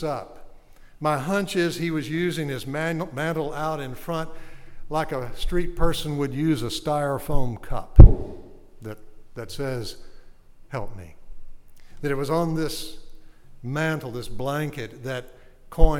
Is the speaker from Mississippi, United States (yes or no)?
no; Arcadia, Louisiana, United States; Bienville Parish, which is where I'm from. I'm from Arcadia